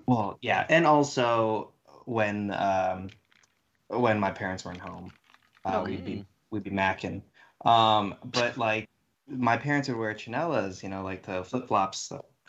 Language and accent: English; Southern California, United States; I grew up in SoCal.